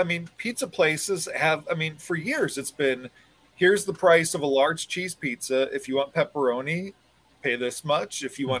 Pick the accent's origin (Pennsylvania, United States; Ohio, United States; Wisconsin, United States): Ohio, United States; Cleveland; I remember growing up in Cleveland